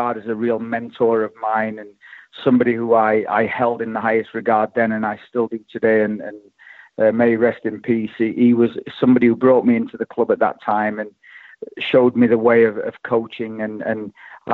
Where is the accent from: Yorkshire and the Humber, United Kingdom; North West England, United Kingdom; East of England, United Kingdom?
Yorkshire and the Humber, United Kingdom; Sheffield; now in Oklahoma City, United States; I'm from Chapel Town originally, and, my dad and my granddad and all my family and everybody on the street basically was a Wednesdayite